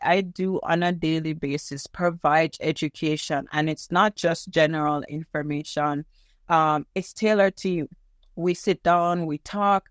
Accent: Jamaica; moved away as an adult; now in Canada; I am Jamaican, and one day I went to University of the West Indies, which is a school that I was attending at the time

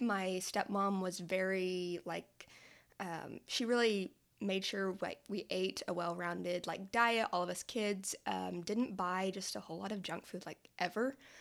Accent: Hooker, Oklahoma, United States; moved away as an adult; I'm originally from Hooker, Oklahoma, which is a very small town in like rural Oklahoma in the panhandle.

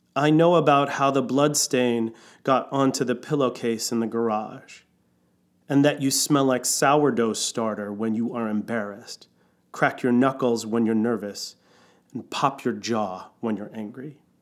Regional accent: New York City, New York, United States; now in Seattle, United States; I was born in New York City

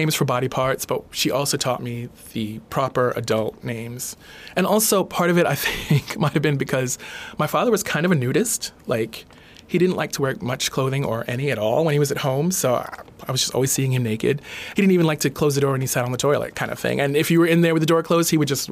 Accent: New York City, New York, United States; also born or lived in Brooklyn / Rosedale, Queens / Trinidad (parents); I grew up in New York City. Born in Brooklyn, lived in Brooklyn till I was about 11, and then we moved out to Rosedale, Queens

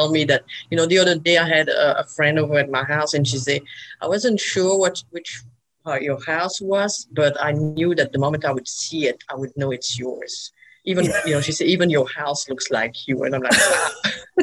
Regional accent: Belgium; moved away as an adult; now in Birmingham, United States; I'm from Belgium. I came here about 25 years ago

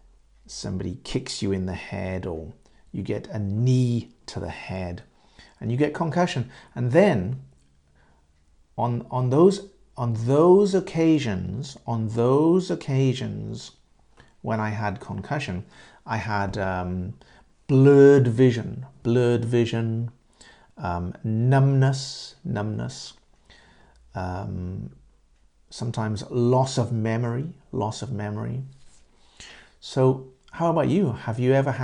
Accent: England, United Kingdom; In England, I'm from Great Britain, yeah, in England

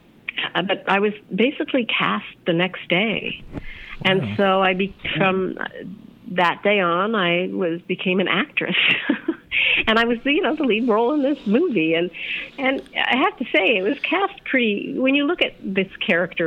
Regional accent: Edmonton, Alberta, Canada; moved away as an adult; also born or lived in London / United States; I grew up in Edmonton, Alberta, in Canada.

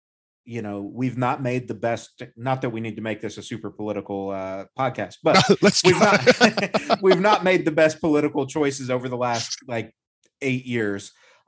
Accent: United States; as an American

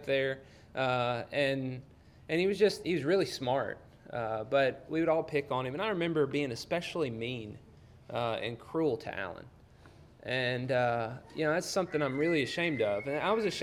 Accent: Union Hill, Alabama, United States; moved away; where I grew up in North Alabama, a little town called Union Hill.

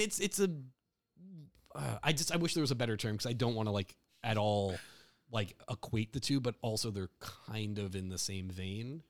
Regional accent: New Jersey, United States; I'm from Jersey, so and like families from Newark

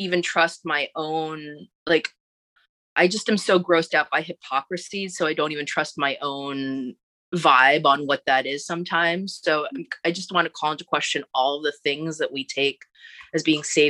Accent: New York City, New York, United States; We're both Asian Americans, but I'm from Queens

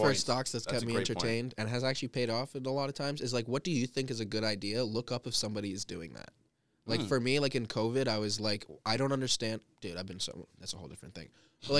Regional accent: United States; I know the fucked up things America does as an American.

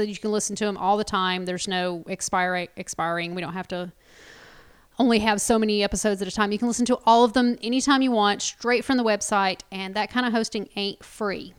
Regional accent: United States; we're American

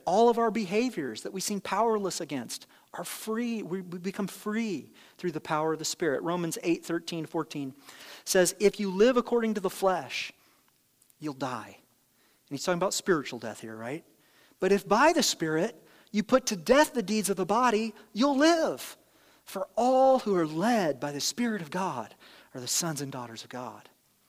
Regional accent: Ireland; I'm a little explosive. I'm Irish, whatever the thing is that you use, you know.

